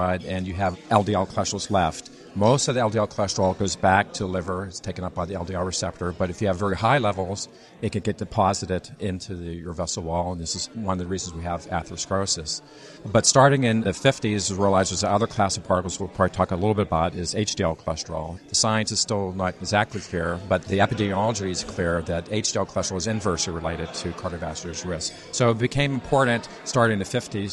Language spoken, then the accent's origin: English; Pittsburgh, Pennsylvania, United States; now in Bethesda, Maryland, United States; I'm actually originally from Pittsburgh